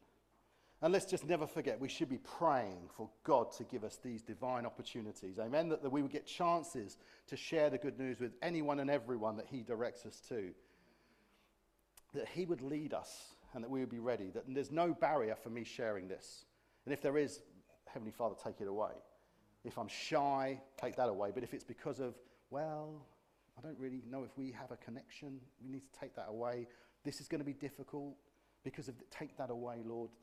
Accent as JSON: {"language": "English", "country": "United Kingdom", "said": "being British"}